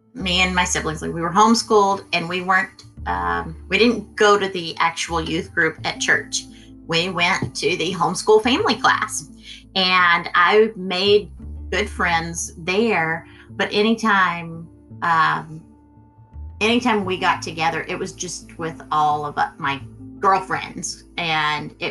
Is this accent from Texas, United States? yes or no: yes; Texas, United States; where we grew up here in Texas